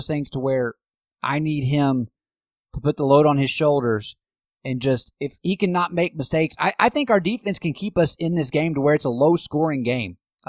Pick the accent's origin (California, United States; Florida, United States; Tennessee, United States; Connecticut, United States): Tennessee, United States; East; I grew up in East Tennessee.